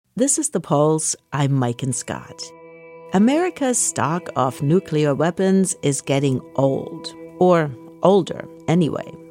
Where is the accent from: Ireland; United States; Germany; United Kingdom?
Germany; moved away; I grew up in Germany.